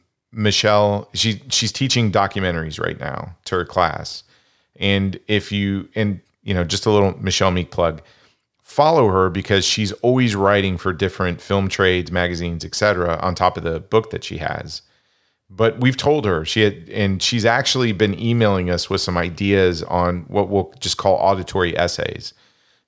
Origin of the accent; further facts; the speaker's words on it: Kansas, United States; accent: Kansas corn fed; I was born and raised in Kansas.